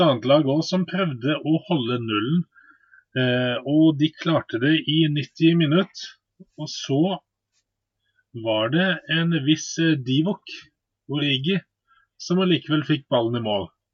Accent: Bergen, Vestland, Norway; jeg er jo bergenser

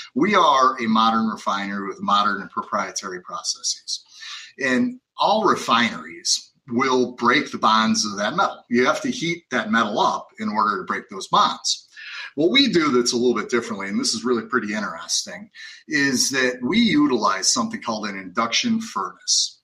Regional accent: Lake County, Illinois, United States; moved away as an adult; also born or lived in Wisconsin; I was uh, born and raised in Lake County, Illinois, so right near the Wisconsin border.

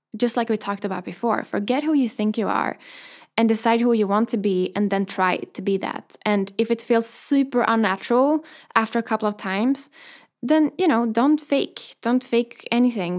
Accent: Sweden; moved away; also born or lived in London; the first time I moved away from Sweden, I moved to London

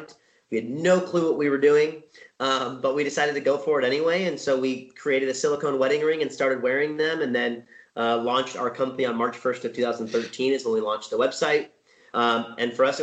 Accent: Southern California, United States; I was born and raised in Southern California. I live in Orange County

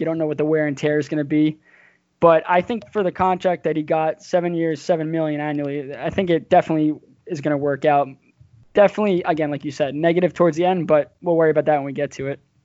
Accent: near the Nassau Coliseum, Long Island, New York, United States; I grew up and I live in the same house, but I'm 15 minutes from the Coliseum

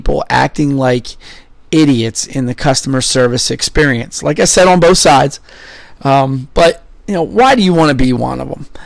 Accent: Philadelphia, Pennsylvania, United States; also born or lived in Somerset, Pennsylvania; I grew up in Philadelphia

